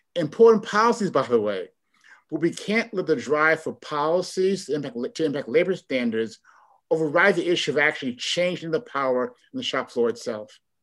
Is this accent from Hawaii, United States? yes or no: no; Chicago, Illinois, United States; moved away as an adult; also born or lived in Cambridge, Massachusetts; now in Oakland, United States; I'm from Chicago, born and raised